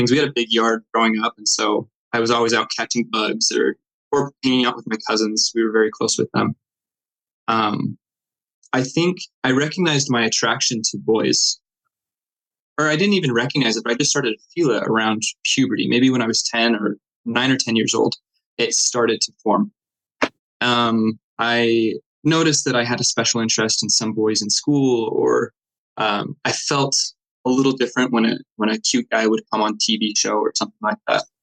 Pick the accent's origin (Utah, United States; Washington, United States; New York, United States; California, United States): Utah, United States; Clinton; also born or lived in West Point, Utah; I grew up in Davis County, Utah. I, um, first 10 years of my life was in Clinton and then later moved to West Point, Utah. That's just north of Salt Lake, about an hour.